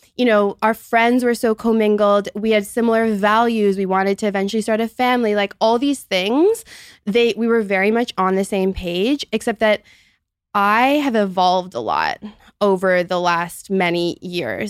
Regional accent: Toronto, Ontario, Canada; also born or lived in Montreal, Canada; I'm thirty-one, and I'm from Toronto, Canada.

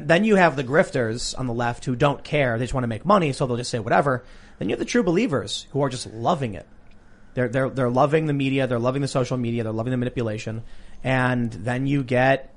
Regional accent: Chicago, Illinois, United States; I growing up in Chicago

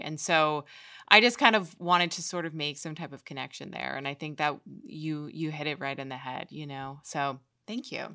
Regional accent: New York, United States; I grew up in New York

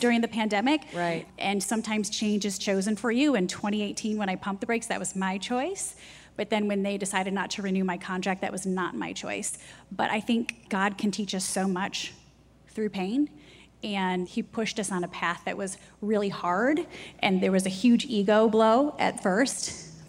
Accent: Jackson, Michigan, United States; moved away as an adult; also born or lived in Ohio / New York; now in South Carolina, United States; I grew up in Jackson, Michigan

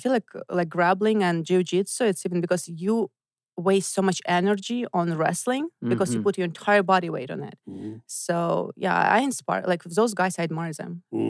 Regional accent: Voronezh, Voronezh Oblast, Russia; moved away; I grew up in Voronezh. It's southeast of Moscow, like 6 hour drive.

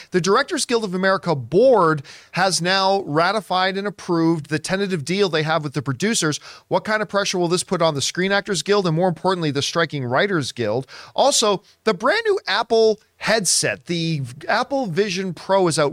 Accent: Canada; as a Canadian kid up there

